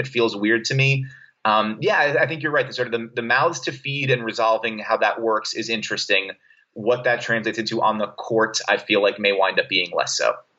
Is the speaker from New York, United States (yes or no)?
yes; New York City, New York, United States; also born or lived in Brooklyn, New York / Boston; I was born in Brooklyn, New York. Grew up in Staten Island, New York